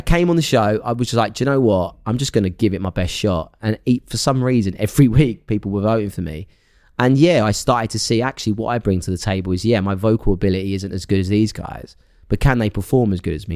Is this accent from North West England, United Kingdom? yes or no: no; Essex, East of England, United Kingdom; where I grew up in Essex.